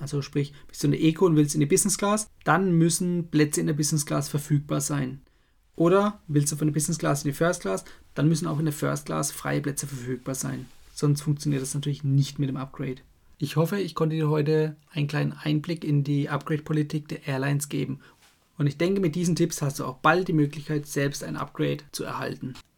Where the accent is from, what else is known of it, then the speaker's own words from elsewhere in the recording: Germany; bei uns in Deutschland